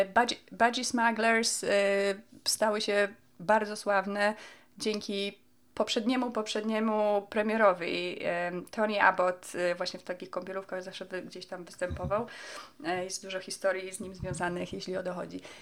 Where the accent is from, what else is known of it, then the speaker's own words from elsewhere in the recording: Poland; moved away as an adult; now in Australia; którego my się uczyliśmy w Polsce